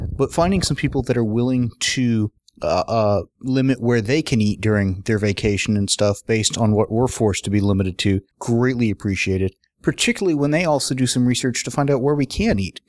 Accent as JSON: {"language": "English", "country": "United States", "said": "as an American"}